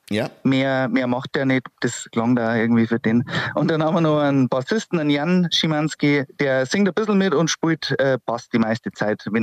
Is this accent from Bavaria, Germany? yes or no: yes; Wasserburg am Inn, Bavaria, Germany; Aber {S0} ich bin {S1} Richtung Wasserburg am Inn